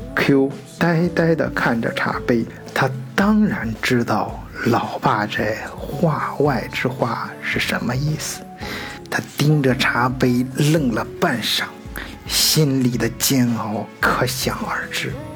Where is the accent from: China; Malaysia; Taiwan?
China; now in Germany; 我们中国人自己的圈子里面